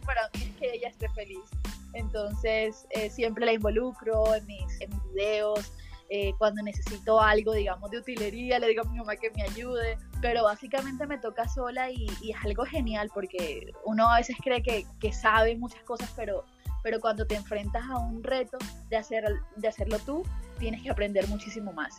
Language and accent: Spanish; Caribbean coast of Colombia, Caribbean Region, Colombia; accent: costeño; cómo somos los costeños